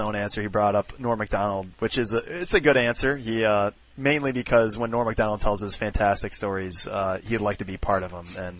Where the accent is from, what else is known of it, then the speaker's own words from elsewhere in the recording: Chicago, Illinois, United States; I was born in Chicago